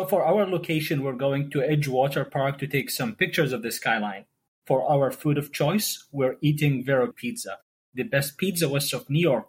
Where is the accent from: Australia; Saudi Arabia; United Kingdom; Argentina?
Saudi Arabia; Jeddah, Makkah Province; now in Cleveland, United States; I'm originally from Jeddah in Saudi Arabia. I did my residency here at University Hospitals